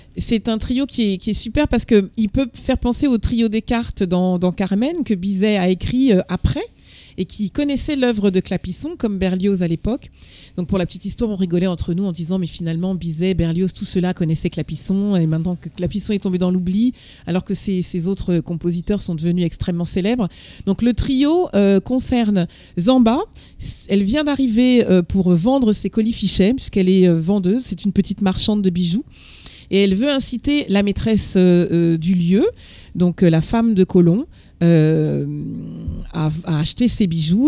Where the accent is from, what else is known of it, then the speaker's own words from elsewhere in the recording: Martinique; Moi, je viens de Martinique